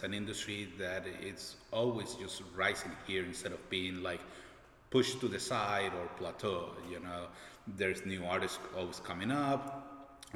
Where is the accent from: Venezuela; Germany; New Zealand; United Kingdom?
Venezuela; also born or lived in Orlando / Miami; now in St. Petersburg, United States; I'm originally from Venezuela.